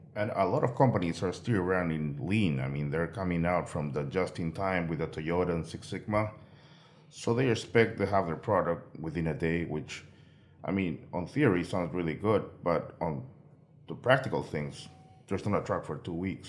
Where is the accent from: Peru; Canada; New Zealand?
Peru; moved away; I'm originally from Peru